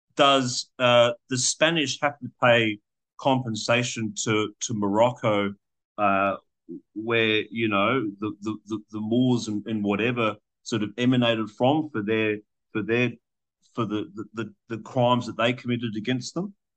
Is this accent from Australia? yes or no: yes; Australia; I hold a passport of being an Australian